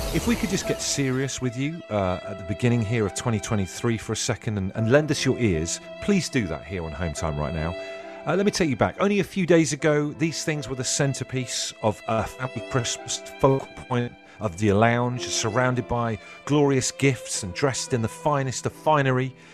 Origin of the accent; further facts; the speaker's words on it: Trowbridge, South West England, United Kingdom; So growing up in Trowbridge, spent, like, twelve years of my life, uh, in primary school and stuff in Trowbridge